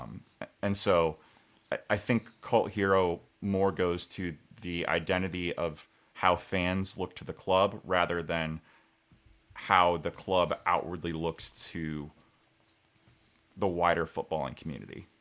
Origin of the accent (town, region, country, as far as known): United States